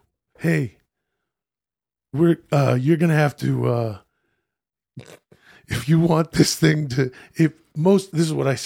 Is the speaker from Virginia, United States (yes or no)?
no; California, United States; born there; So I was born in California.